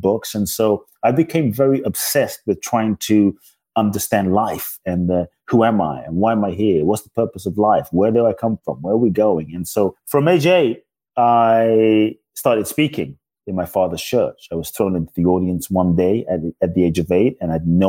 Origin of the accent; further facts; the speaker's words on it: London, United Kingdom; moved away as an adult; also born or lived in Ghana; now in United States; I was born in Ghana, West Africa. My father's from Ghana. My mother's Japanese. I grew up in London. I live in the U.S. now since I was 18 and a half